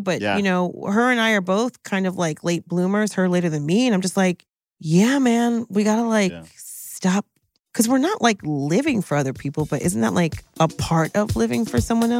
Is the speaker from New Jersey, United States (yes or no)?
yes; New Jersey, United States; I'm from Jersey.